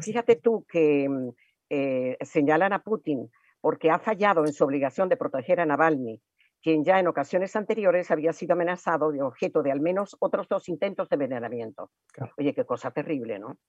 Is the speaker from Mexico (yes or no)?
no; Venezuela; como venezolanos nos importa muchísimo